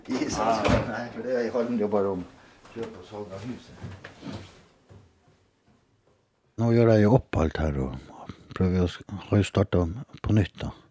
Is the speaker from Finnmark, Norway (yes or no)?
yes; Hammerfest, Finnmark, Norway; Jeg kommer fra Nord-Norge. Hammerfest. Verdens nordligste by. Visste du det? Gjorde du ikke det?